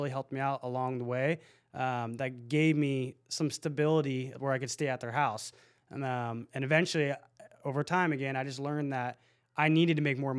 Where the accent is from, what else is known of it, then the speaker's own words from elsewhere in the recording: Lake Forest, California, United States; So I grew up in Lake Forest.